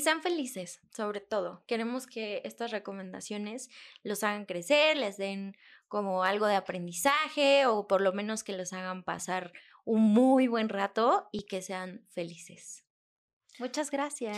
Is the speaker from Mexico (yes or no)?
yes; Mexico; nosotros como mexicanos